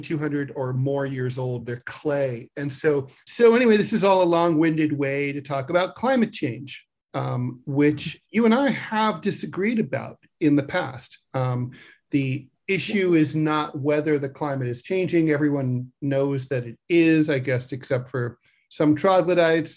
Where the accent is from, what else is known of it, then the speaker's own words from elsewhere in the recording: New York City, New York, United States; my hometown of New York City